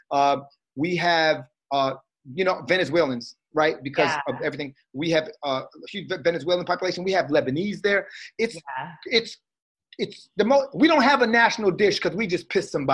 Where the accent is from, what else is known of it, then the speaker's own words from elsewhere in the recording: Trinidad & Tobago; I'm Trinidadian.